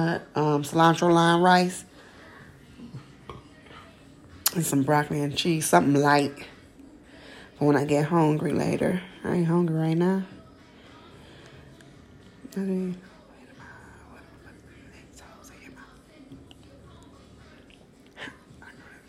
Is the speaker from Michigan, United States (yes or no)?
yes; Detroit, Michigan, United States; now in Atlanta, United States; I'm from Detroit, Michigan. I reside in Atlanta, Georgia.